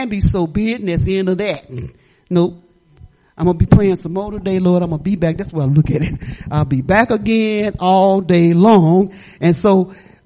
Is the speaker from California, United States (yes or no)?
no; Detroit, Michigan, United States; moved away; I'm not from here. I'm from Detroit, Michigan, in the slums